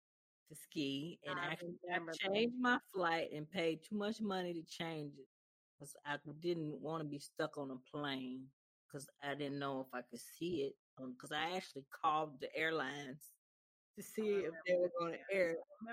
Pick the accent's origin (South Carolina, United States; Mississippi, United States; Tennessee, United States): Mississippi, United States; moved away as an adult; now in Chicago, United States; because I'm from Mississippi